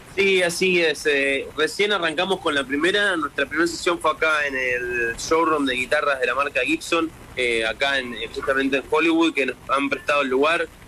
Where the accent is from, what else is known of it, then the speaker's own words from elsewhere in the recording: Argentina; now in Los Angeles, United States; Somos dos argentinos